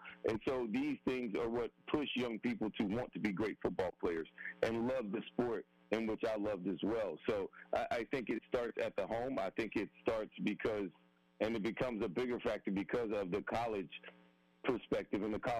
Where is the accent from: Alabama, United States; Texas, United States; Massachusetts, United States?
Alabama, United States; Prattville; moved away as an adult; now in Charlotte, United States; I do love Alabama. That is where I'm from, and those are my people, and I love my hometown and my home state collectively, and that's just what it is. And I'll always be from Alabama.